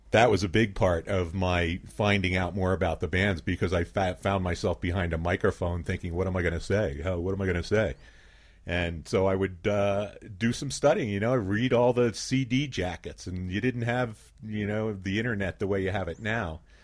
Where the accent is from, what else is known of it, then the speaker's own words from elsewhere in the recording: Philadelphia, Pennsylvania, United States; moved away as an adult; now in Ketchum, United States; I grew up in Philadelphia